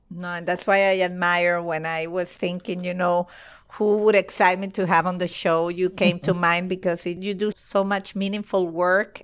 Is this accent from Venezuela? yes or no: yes; Venezuela; moved away as an adult; now in United States; I'm from Venezuela and uh, in Caracas